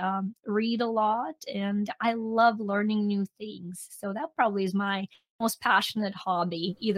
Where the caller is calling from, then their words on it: North Carolina, United States; I'm actually in North Carolina on little Outer Banks Island.